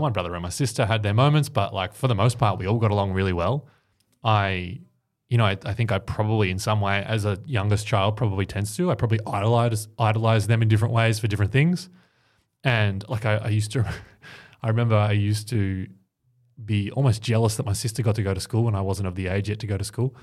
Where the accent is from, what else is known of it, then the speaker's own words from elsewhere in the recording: Ocean Grove, Victoria, Australia; growing up in Ocean Grove, which is a little sort of coastal town down on the Bellarine Peninsula